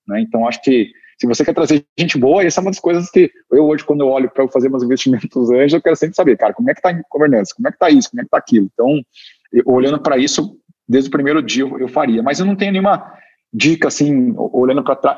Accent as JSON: {"language": "Portuguese", "town": "Curitiba", "region": "Paraná", "country": "Brazil", "said": "eu, sou curitibano"}